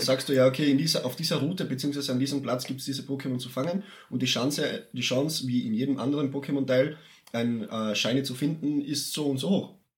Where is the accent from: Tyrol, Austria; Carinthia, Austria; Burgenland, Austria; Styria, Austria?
Carinthia, Austria; Villach; wir Villacher auch die Narrenstadt genannt werden